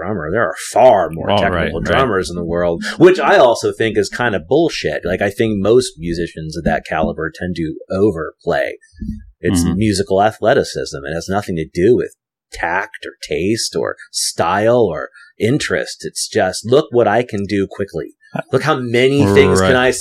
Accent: Asbury Park, New Jersey, United States; now in Thomas, United States; I was born in Asbury Park, so I grew up on the water.

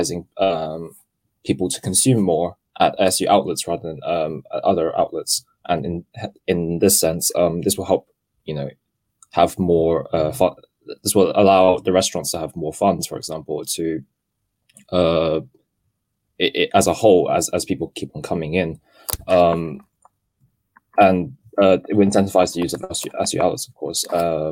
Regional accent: Hong Kong; moved away; I am part British, but I come from Hong Kong

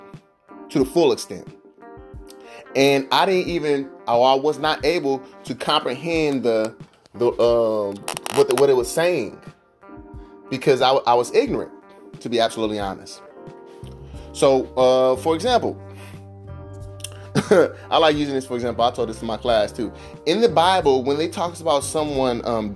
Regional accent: Vallejo, California, United States; I'm from the hood. You know, I'm from California, Vallejo, California.

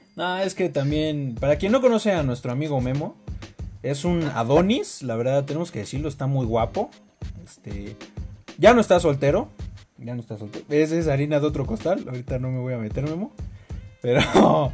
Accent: Mexico; todos somos mexicanos, todos tenemos la piel morena

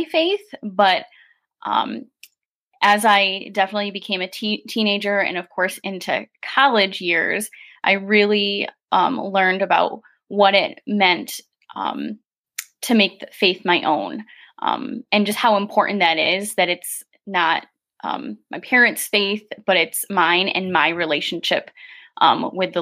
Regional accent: Grand Haven, Michigan, United States; I have been born and raised in Grand Haven

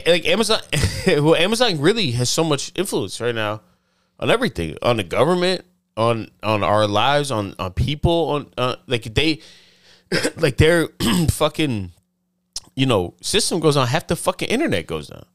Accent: the South, United States; I'm from the South

